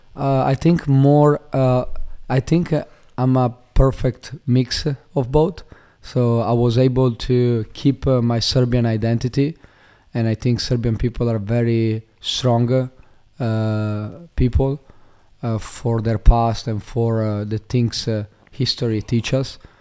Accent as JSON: {"language": "English", "country": "Italy", "tie": "born or raised there", "also_born_or_lived": "Slovenia", "moved": "as an adult", "lives_now": "Australia", "said": "I was born in Slovenia, um, in a small, uh, town, um, close to the border to Italy. Uh, and, uh, when I was younger, when I was like, uh, three, four years old, I moved, uh, to Italy."}